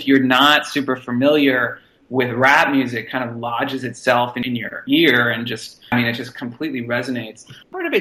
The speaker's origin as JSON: {"language": "English", "town": "Boston", "region": "Massachusetts", "country": "United States", "tie": "born or raised there", "said": "I grew up in Boston"}